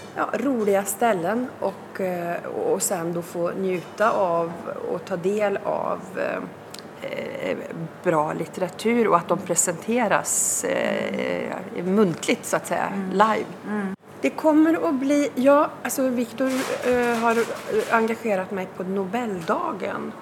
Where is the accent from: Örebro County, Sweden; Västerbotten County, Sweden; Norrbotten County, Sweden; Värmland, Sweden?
Värmland, Sweden; Svanskog; Jag som ändå har bott i eh, gränslandet till Dalsland under hela min uppväxt